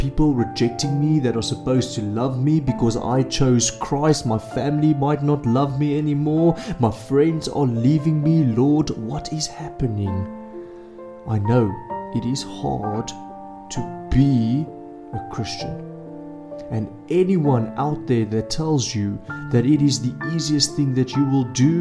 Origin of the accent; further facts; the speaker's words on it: South Africa; as a South African